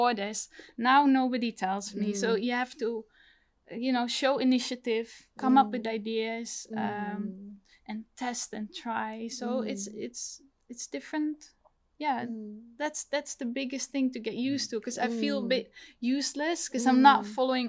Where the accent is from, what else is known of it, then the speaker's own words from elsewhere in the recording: Netherlands; now in London, United Kingdom; I'm from the Netherlands